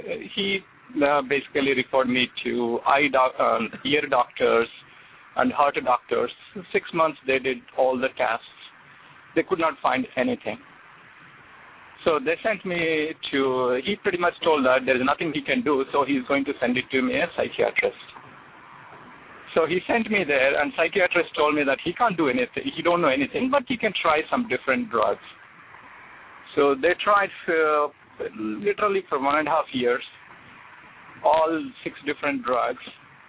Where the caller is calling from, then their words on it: New York, United States; from New York.